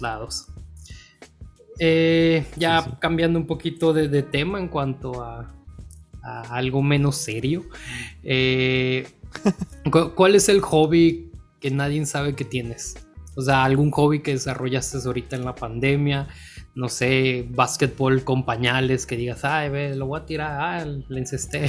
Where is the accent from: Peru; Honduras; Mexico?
Mexico; Sinaloa; como sinaloense compartimos eso